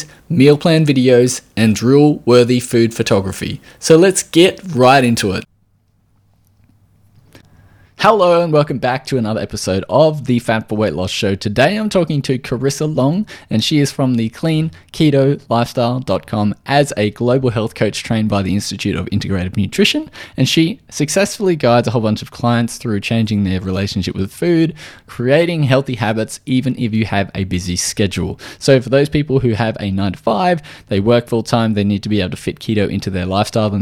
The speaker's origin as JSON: {"language": "English", "country": "Australia"}